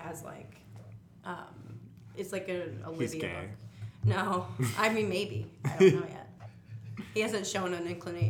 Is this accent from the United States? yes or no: yes; Chicago, Illinois, United States; also born or lived in Richmond, Virginia; I like to say from Chicago. I mean, I wasn't born here, but I was raised here.